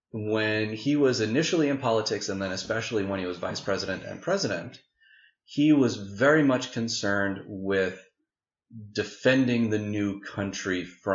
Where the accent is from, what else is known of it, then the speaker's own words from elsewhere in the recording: Boston, Massachusetts, United States; I'm from Massachusetts, from Boston. And as I don't remember if I mentioned, but I attended Boston Latin School for high school.